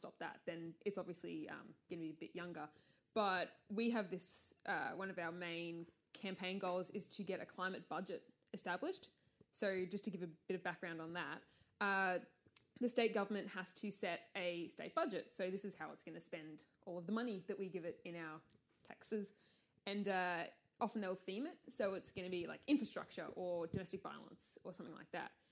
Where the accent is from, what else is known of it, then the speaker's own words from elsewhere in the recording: Latrobe Valley, Victoria, Australia; now in Melbourne, Australia; I grew up in Latrobe Valley, which is the state's kind of coal area